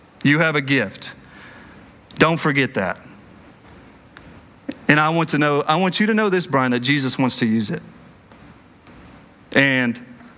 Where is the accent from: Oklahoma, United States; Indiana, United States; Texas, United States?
Texas, United States; Cleburne; born or raised there